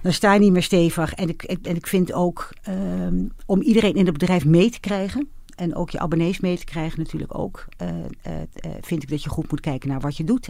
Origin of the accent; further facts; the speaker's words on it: Netherlands; ik ben wel een echte Hollander